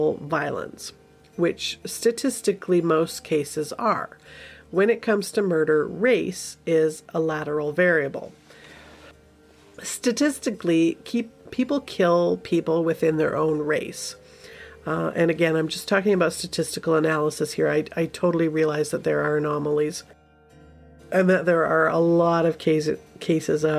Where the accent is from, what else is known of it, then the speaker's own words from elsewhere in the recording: Canada; we, as Canadians